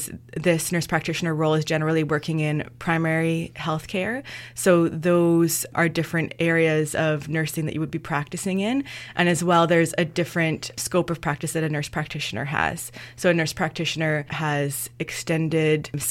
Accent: Northern Ontario, Canada; moved away as an adult; also born or lived in Dawson City, Yukon; now in Kingston, Canada; I'm from Northern Ontario originally

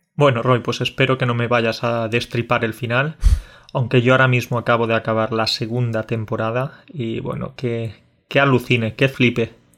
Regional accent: Andalusia, Spain; also born or lived in Catalonia; aparte de ser catalán y andaluz, quizás también tengo raíces colombianas

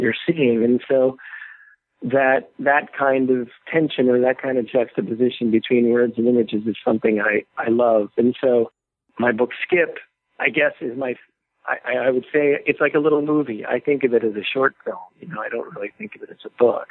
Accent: New Jersey, United States; now in Los Angeles, United States; as a kid growing up in New Jersey

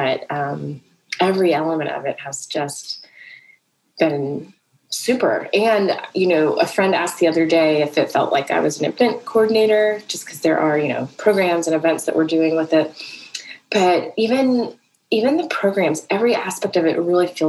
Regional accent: South Carolina, United States; also born or lived in Atlanta, Georgia; I grew up in South Carolina

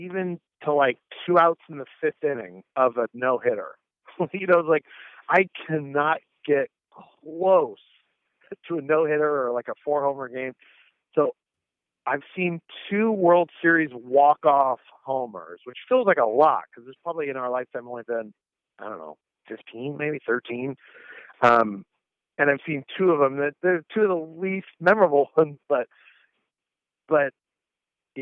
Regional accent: Northern California, United States; also born or lived in Syracuse; I grew up in Northern California

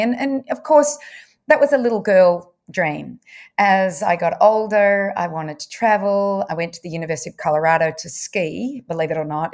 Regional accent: Bendigo, Victoria, Australia; also born or lived in Wangaratta; I was brought up in, well, I was born in Wangaratta, but brought up in Bendigo.

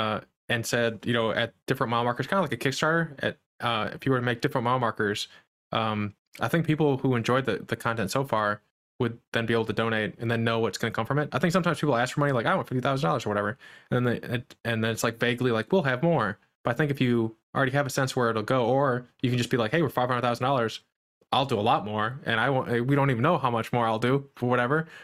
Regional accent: Midwest, United States; I'm from the Midwest

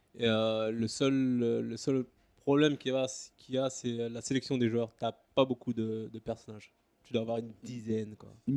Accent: Paris region, Île-de-France, France; moved away as an adult; now in Singapore; J'ai grandi en région parisienne

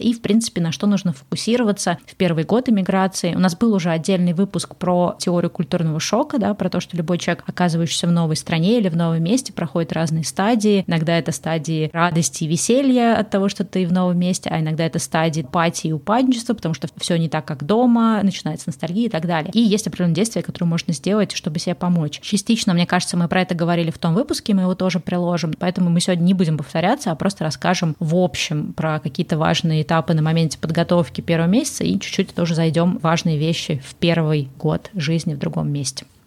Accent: Saint Petersburg, Russia; moved away as an adult; also born or lived in Moscow, Russia / Egypt / Bali, Indonesia; now in California, United States; Я родилась в Питере, жила и училась тоже в Питере

